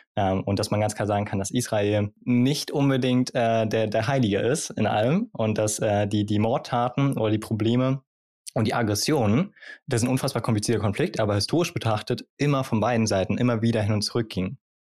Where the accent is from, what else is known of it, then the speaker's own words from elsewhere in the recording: Germany; bei uns in Deutschland